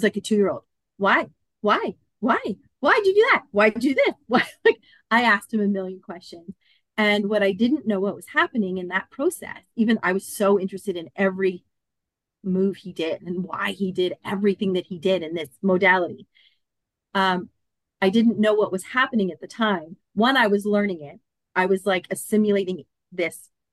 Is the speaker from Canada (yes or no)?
yes; Canada; moved away as an adult; also born or lived in Collingwood, Ontario; now in Australia; I'm actually from Canada.